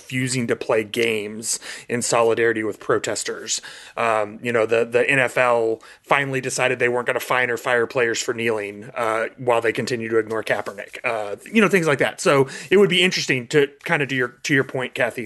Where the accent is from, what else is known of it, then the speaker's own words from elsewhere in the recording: Kansas City, Missouri, United States; I grew up in Kansas City, which was the home of the Kansas City Monarchs